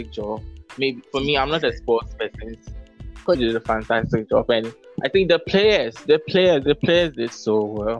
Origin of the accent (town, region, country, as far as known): Ghana